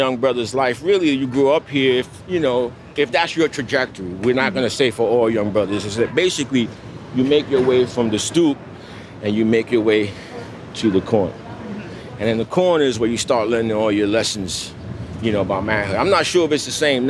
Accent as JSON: {"language": "English", "town": "New York City", "region": "New York", "country": "United States", "tie": "born or raised there", "said": "we're right around, you know, where everything happens, basically, where I grew up"}